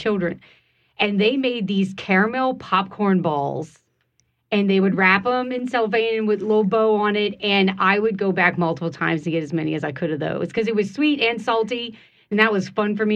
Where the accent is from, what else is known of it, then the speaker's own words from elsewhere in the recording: St. John the Baptist Parish, Louisiana, United States; I grew up in St. John Parish, so it was just a small area.